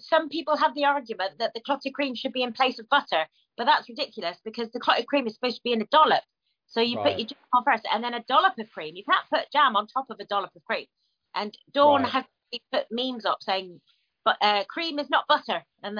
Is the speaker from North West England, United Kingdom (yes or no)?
no; Devon, South West England, United Kingdom; I'm from Devon